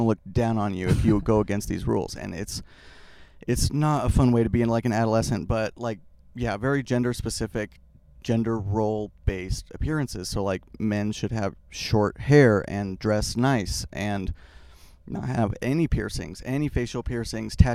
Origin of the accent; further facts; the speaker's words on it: Salt Lake City, Utah, United States; I was born in Salt Lake City, which is like the Mormon capital of the world